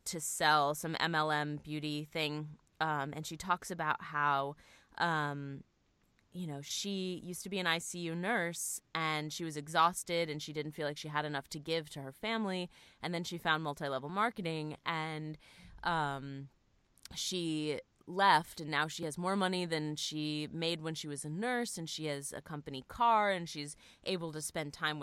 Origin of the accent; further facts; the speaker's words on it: Florida, United States; I had to live in, you know, my dad's extra room, in my hometown because my salary didn't cover like rent in Florida